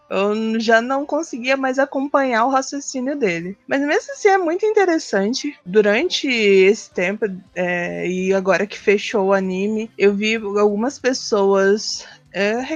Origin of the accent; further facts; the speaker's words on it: Brazil; a gente é brasileiro.